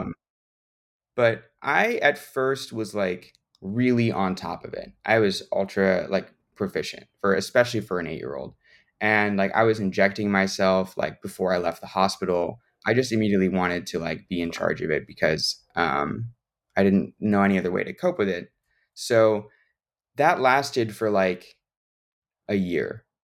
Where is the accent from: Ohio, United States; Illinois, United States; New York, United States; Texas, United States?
Illinois, United States; Chicago; I'm from the Chicago area